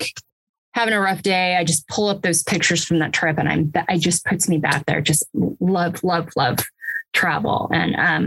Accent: Pacific Northwest, United States; now in Texas, United States; I'm from the Pacific Northwest.

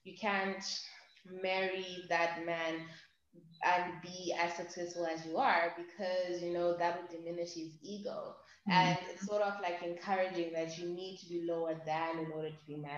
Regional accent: Zimbabwe; I'm from Zimbabwe

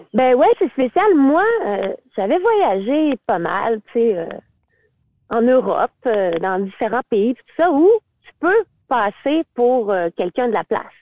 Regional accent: Quebec, Canada; moved away as an adult; also born or lived in Beijing, China; je suis québécoise, là, puis je suis canadienne

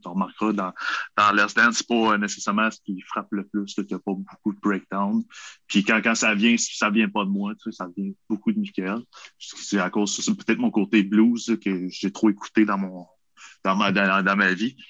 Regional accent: Quebec, Canada; on est québécois

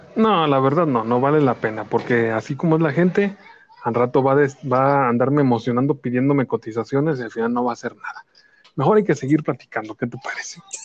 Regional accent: Jalisco, Mexico; supuestamente nosotros hablamos cantando aquí en, en Jalisco

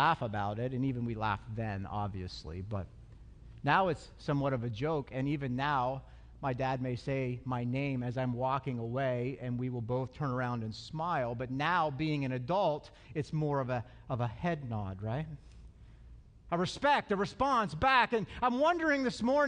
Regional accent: Altoona, Pennsylvania, United States; I'm from Altoona

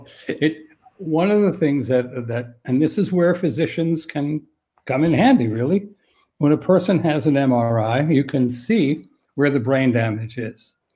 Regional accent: New York City, New York, United States; I'm from New York City

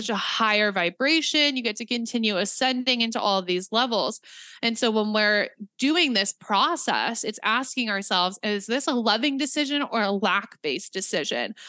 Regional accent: Nebraska, United States; I'm from Nebraska.

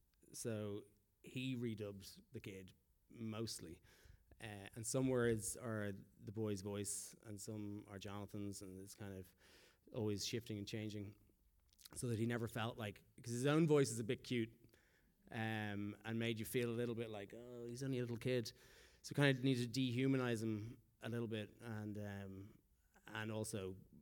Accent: Philippines; moved away; I came here from the Philippines.

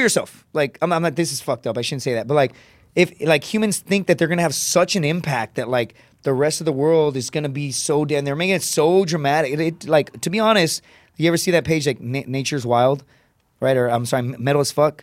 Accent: Laredo, Texas, United States; born or raised there; moved away

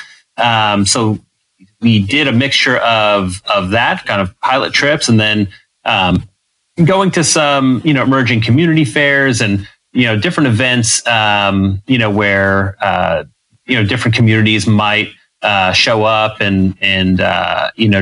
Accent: New York City, New York, United States; moved away as an adult; now in Texas, United States; I'm born and raised in New York

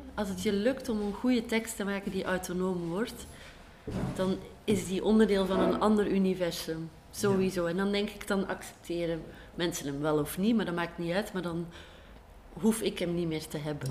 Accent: Belgium; ons eigenlijk als Belgen

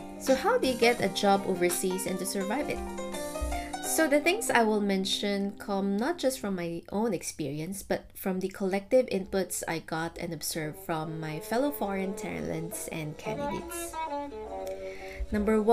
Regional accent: Philippines; moved away as an adult; now in Singapore; my home country, the Philippines

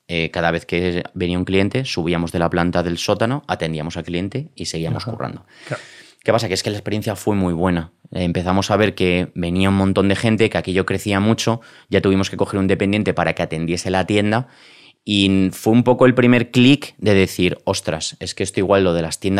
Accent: Madrid, Community of Madrid, Spain; Yo soy de Madrid.

